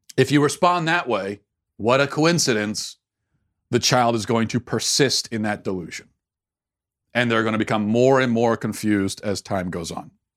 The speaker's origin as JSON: {"language": "English", "country": "United States", "said": "as an American citizen myself"}